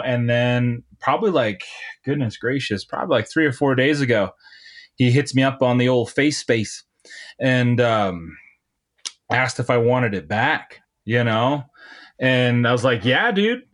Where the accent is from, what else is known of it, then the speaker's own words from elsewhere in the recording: Montana, United States; moved away as an adult; also born or lived in Nebraska; now in Bozeman, Montana, United States; I'm from Montana. And after I, uh, graduated high school, I moved down to, uh, a rural town in Nebraska